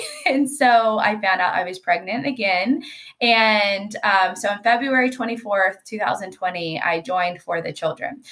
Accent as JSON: {"language": "English", "region": "Georgia", "country": "United States", "also_born_or_lived": "Washington, D.C.", "moved": "as an adult", "lives_now": "California, United States", "said": "I am from Georgia"}